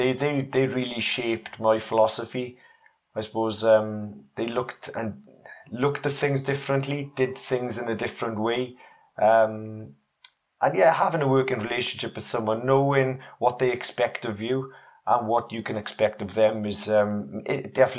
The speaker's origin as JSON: {"language": "English", "region": "Wales", "country": "United Kingdom", "accent": "mixed", "said": "So I'm a Welshman. I know my accent doesn't really tell the story now. It's a bit mixed"}